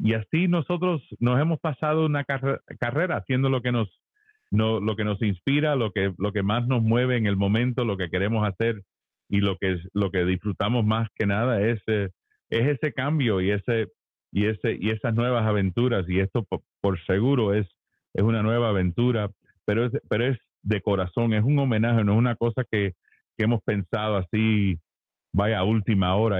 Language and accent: Spanish; Miami, Florida, United States; moved away as an adult; now in Nashville, United States; yo soy hijo de padres cubanos y, me crié en Miami, eh, cubanito